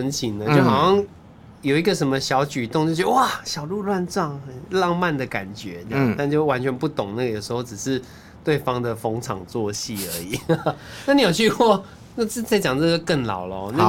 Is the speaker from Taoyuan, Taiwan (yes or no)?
no; Taichung, Taiwan; 因为我是台中人，所以万年那我就真的不知道。